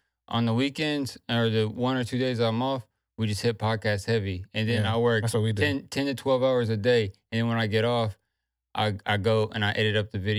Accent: Ireland; I'm Irish and she's Spanish.

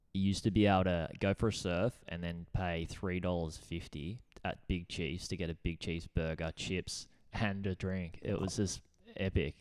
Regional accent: Gold Coast, Queensland, Australia; living in Burley on the Gold Coast, we moved up when I was, like, our family moved up when we were ten

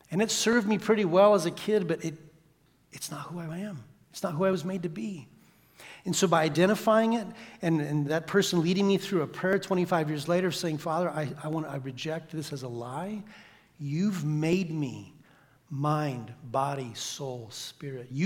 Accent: Santiago, Santiago Metropolitan Region, Chile; we grew up in Santiago, Chile, in the big city, 4 million people. And we lived in the suburbs

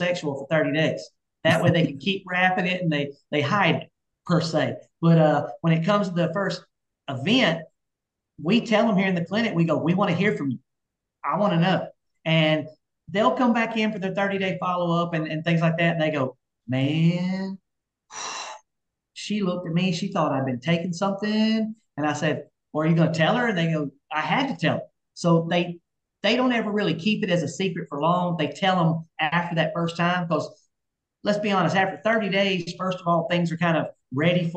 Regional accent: Alabama, United States; I'm from Alabama

